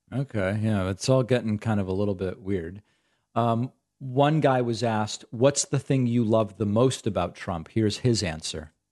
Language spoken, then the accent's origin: English; Massachusetts, United States; I grew up in Massachusetts.